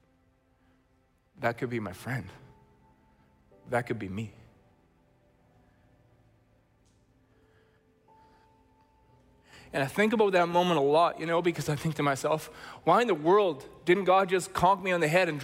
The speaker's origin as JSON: {"language": "English", "town": "Chilliwack", "region": "British Columbia", "country": "Canada", "said": "we're from Chilliwack, British Columbia"}